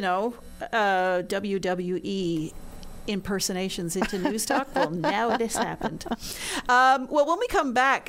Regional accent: Quebec, Canada; now in Newfoundland, Canada; I grew up in Quebec.

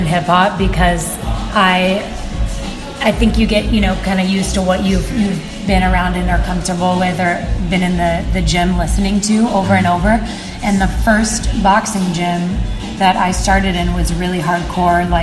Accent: Orange County, Southern California, United States; moved away; also born or lived in Los Angeles; I grew up in Southern California, but in Orange County

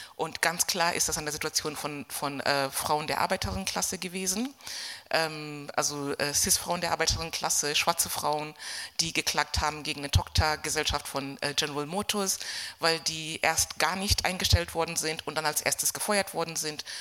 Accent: Kenya; moved away as an adult; now in Germany; ich bin zehn Jahre nach dem Kolonialismus geboren in Kenia, das ist mein, mein Hintergrund. Bin auch dort zur Schule gegangen, habe mein Abitur dort gemacht, bevor ich nach Deutschland gekommen bin.

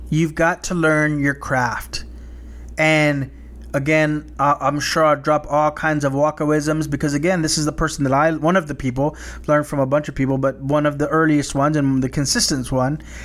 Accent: South Texas, United States; growing up as, in a small, predominantly Hispanic town in South Texas

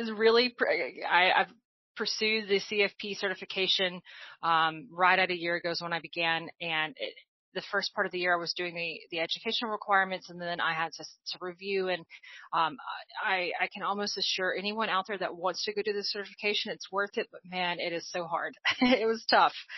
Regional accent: Arkansas, United States; moved away as an adult; also born or lived in New Orleans, United States; now in Atlanta, United States; I, I grew up in Arkansas, and so I uh, really lived most of my life in Arkansas until um, I relocated to New Orleans for a large part part, part of my 20s

